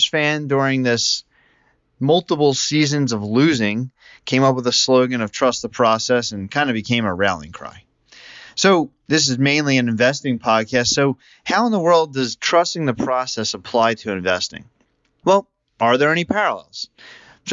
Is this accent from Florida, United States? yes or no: no; Philadelphia, Pennsylvania, United States; As a native Philadelphian